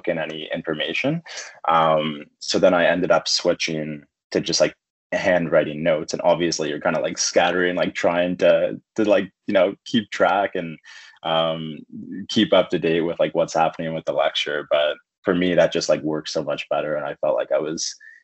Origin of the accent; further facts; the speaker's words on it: Halifax, Nova Scotia, Canada; moved away as an adult; also born or lived in Edmonton; I'm from the East Coast. So I was born and raised in Halifax, Nova Scotia. Spent most of my life there. Ended up moving to Edmonton when I was 21